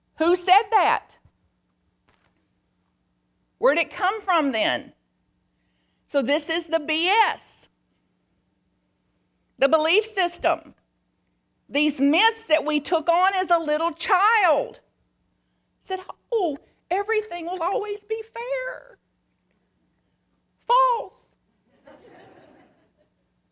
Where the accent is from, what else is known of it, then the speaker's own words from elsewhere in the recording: Bug Tussle, Kentucky, United States; I am from Bug Tussle, Kentucky